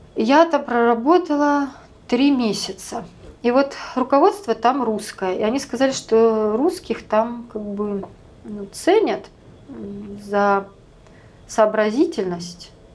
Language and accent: Russian; Russia; now in United States